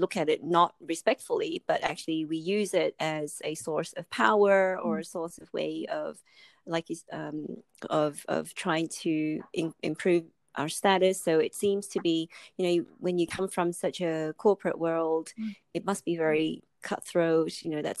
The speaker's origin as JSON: {"language": "English", "country": "Australia", "tie": "born or raised there", "said": "I grew up in Australia and like yourself, my family's Chinese or Asian background"}